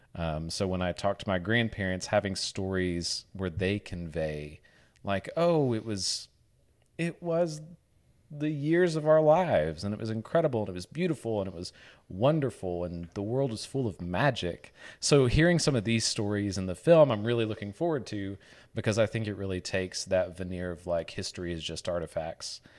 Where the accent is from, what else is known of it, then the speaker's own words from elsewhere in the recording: Northeast Arkansas, United States; I grew up in Northeast Arkansas